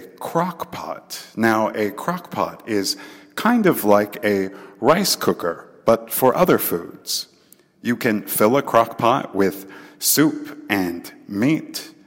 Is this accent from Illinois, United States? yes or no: no; Texas, United States; I am from Texas, and we have our own Texas-style barbecue